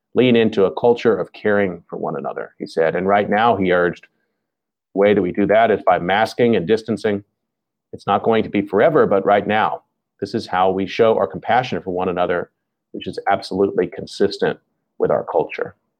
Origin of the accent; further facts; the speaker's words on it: Dallas, Texas, United States; I grew up in the Dallas-Fort Worth Metroplex area